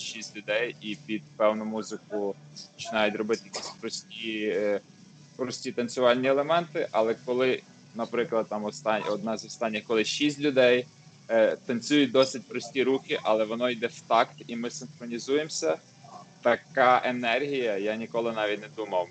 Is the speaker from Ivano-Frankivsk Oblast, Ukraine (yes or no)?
no; Lviv, Lviv Oblast, Ukraine; first language Ukrainian; я зі Львова